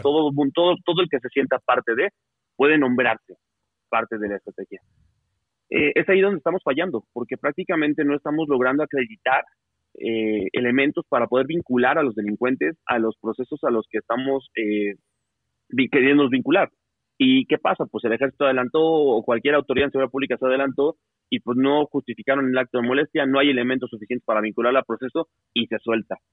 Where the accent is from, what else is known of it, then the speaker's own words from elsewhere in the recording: Mexico; somos Estado mexicano